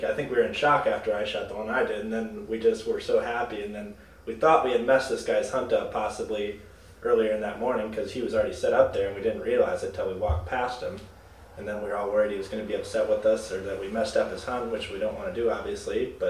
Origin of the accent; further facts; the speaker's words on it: Wisconsin, United States; Growing up in Wisconsin and then being able to travel to different states, I feel very lucky to grow up here